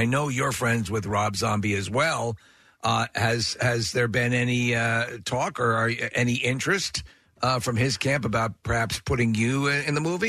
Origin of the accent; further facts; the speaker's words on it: Long Island, New York, United States; I grew up on Long Island